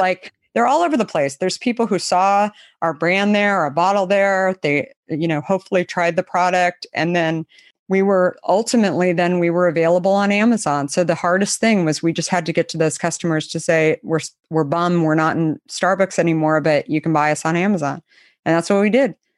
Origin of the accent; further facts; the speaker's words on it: Arizona, United States; I grew up in Arizona